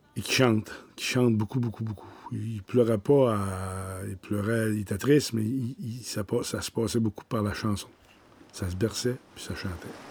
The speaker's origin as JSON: {"language": "French", "town": "Petite-Vallée", "region": "Quebec", "country": "Canada", "tie": "born or raised there", "said": "Je suis né à la Longue Pointe, à Petite-Vallée, issu d'une famille de musiciens du côté de ma mère"}